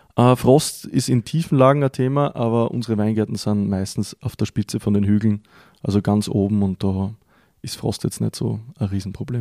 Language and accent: German; Styria, Austria; bei uns in der Steiermark